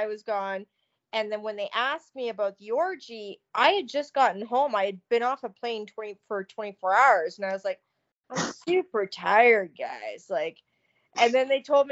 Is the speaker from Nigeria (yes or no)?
no; Canada; I come from Canada